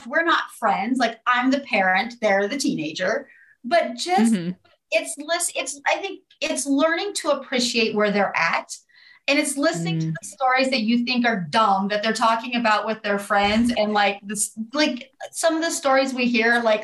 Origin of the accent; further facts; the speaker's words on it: Southeast Colorado, United States; I'm from Colorado. I am from Southeast Colorado